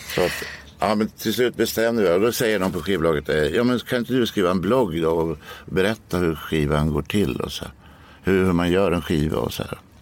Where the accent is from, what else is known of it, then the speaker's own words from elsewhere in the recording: Norrköping, Östergötland, Sweden; i Norrköping där jag växte upp